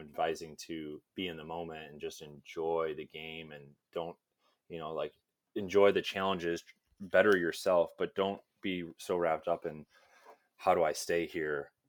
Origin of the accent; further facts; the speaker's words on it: Illinois, United States; I'm from Illinois